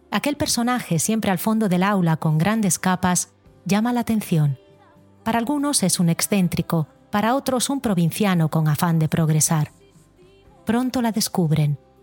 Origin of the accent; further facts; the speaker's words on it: Galicia, Spain; moved away; Decidí volverme embajadora de mi tierra